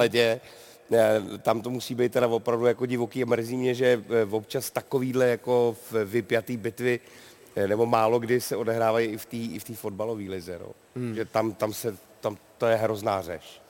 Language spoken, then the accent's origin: Czech; Karlovy Vary, Karlovy Vary Region, Czechia; já jsem z Varu